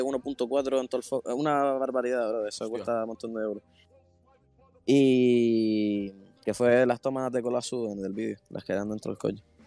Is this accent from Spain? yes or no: yes; Canary Islands, Spain; siendo de Canarias